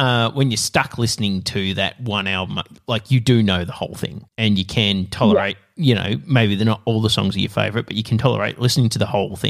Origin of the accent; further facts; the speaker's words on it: Australia; As an Australian